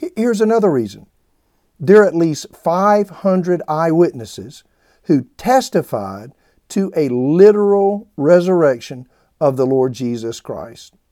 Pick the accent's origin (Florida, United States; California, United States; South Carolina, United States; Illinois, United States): South Carolina, United States; I grew up in the South in what's referred to as the Bible Belt in a little small town in South Carolina.